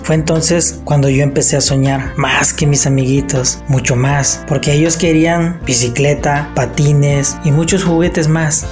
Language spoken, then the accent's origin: Spanish; El Ticuí, Guerrero, Mexico; soy originario del estado de Guerrero. Nací en un pueblito llamado El Ticuí